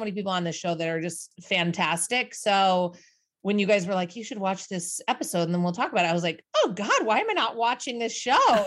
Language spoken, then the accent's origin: English; Midwest, United States; now in New York City, United States; traditional American family growing up in the Midwest